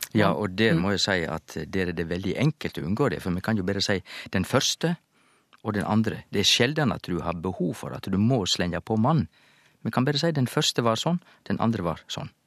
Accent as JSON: {"language": "Norwegian", "area": "Sogn", "region": "Vestland", "country": "Norway", "accent": "Sogn dialect", "said": "i mitt sognamål så heter det badnabodden"}